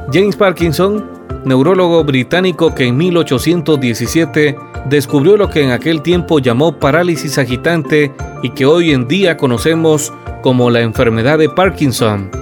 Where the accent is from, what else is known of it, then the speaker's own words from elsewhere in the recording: Guatemala; nos una como guatemaltecos